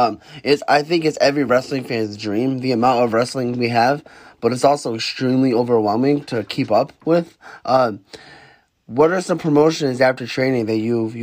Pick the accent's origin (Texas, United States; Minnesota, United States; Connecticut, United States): Connecticut, United States; I'm from Connecticut.